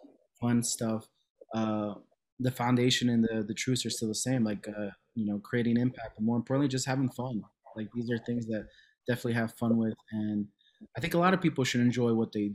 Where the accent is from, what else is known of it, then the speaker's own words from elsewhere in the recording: Cicero, Illinois, United States; also born or lived in Chicago; I was born in Chicago, raised in Cicero